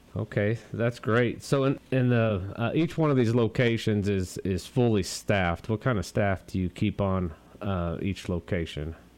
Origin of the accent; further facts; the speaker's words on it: Montana, United States; moved away; also born or lived in Eastland; I grew up in Montana